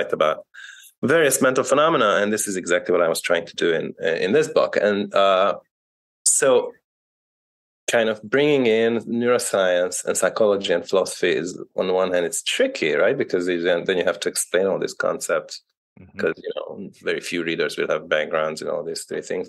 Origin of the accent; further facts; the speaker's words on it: Hungary; moved away as an adult; also born or lived in England / United States / Canada / United Kingdom; now in Belgium; I was born in Hungary. I studied in England and the US, where I did my PhD